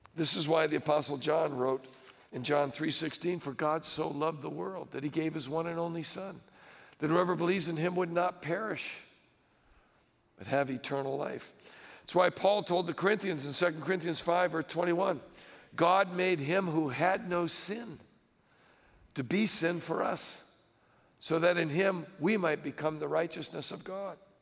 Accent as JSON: {"language": "English", "country": "United States", "said": "I'm an American"}